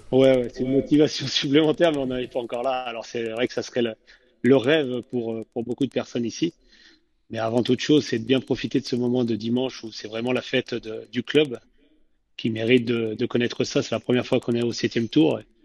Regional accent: Roanne, Auvergne-Rhône-Alpes, France; je suis originaire de, de Rouen

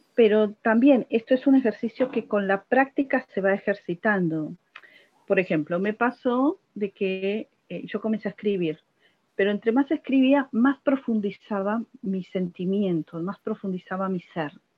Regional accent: Buenos Aires, Argentina; soy de Buenos Aires

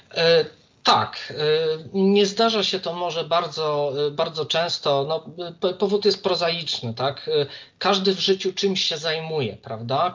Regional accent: Warsaw, Masovian Voivodeship, Poland; jestem z Warszawy

